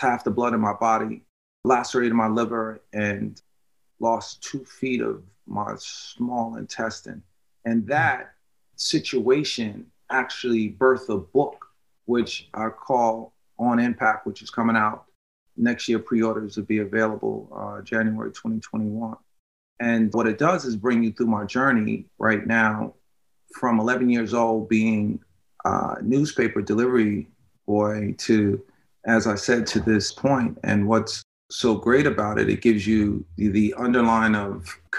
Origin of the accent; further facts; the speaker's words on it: White Plains, New York, United States; I'm from White Plains, New York. Grew up in White Plains